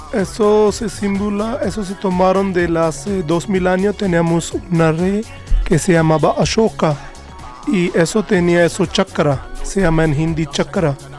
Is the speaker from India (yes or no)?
yes; Jind, Haryana, India; Spanish is a second language; moved away as an adult; Yo nací, yo nací en India, en un estado que se llama Haryana, y mi ciudad nombre es Jind